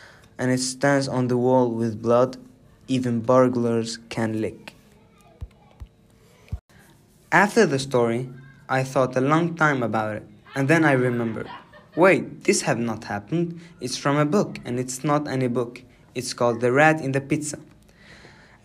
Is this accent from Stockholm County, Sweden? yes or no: yes; Nynäshamn, Stockholm County, Sweden; my hometown in Nynäshamn